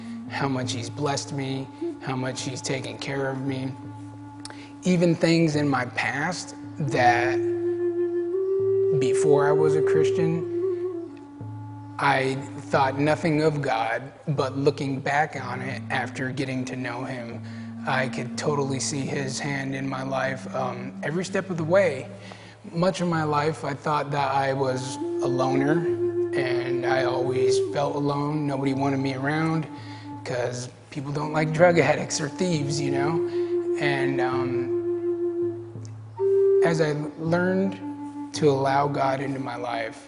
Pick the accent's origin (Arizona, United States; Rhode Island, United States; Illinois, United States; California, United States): Arizona, United States; Gila River Pima tribe; I'm from the Gila River Pima tribe, which is down in Arizona